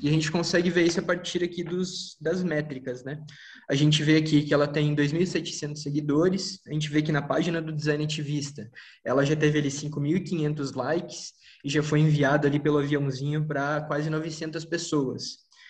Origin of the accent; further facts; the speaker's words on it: São Leopoldo, Rio Grande do Sul, Brazil; moved away; also born or lived in São Paulo; Eu sou de São Leopoldo, Rio Grande do Sul. Agora eu tô aqui em São Paulo